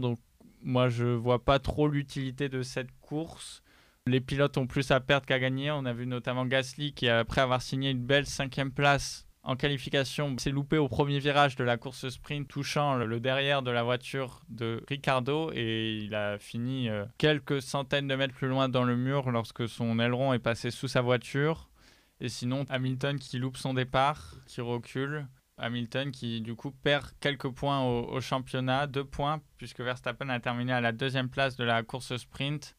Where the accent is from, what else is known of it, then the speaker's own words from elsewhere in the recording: France; on est français